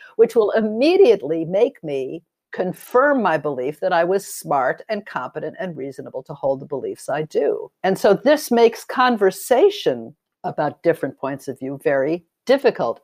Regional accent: Los Angeles, California, United States; I grew up in Los Angeles during the time of, uh, McCarthy and the Blacklist

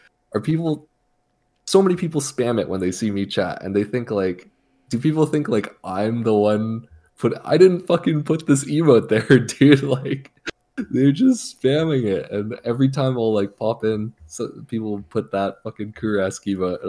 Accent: Canada; I'm Canadian

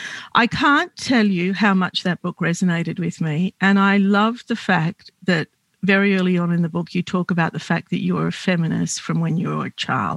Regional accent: Australia; I grew up in Australia

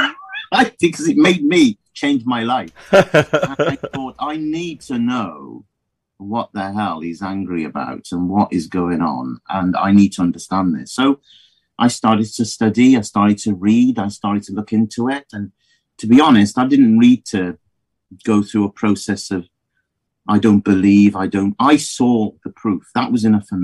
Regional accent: Midlands, United Kingdom; moved away as an adult; now in South Wales, United Kingdom; I came from the Midlands.

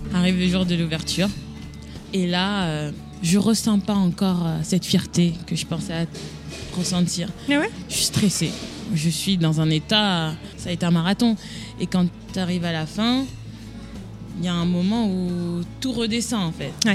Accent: Paris, Île-de-France, France; moved away as an adult; now in Boston, United States; Je viens d'une euh, banlieue, je viens de Paris

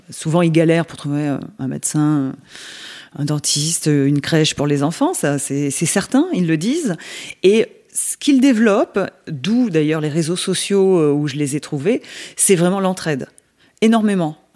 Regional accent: Nouvelle-Aquitaine, France; born there; moi je suis née en Dordogne, donc j'ai pas, j'ai quitté la Dordogne pour y revenir parce que je ne trouvais pas ailleurs ce que j'avais en Dordogne.

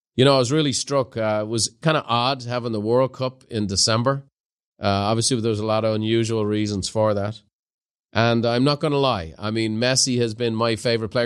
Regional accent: Ireland; now in California, United States; as an Irishman

